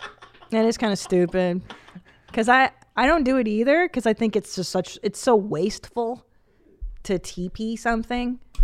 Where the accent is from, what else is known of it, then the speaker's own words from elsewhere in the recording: California, United States; I grew up in the Valley with, like, models.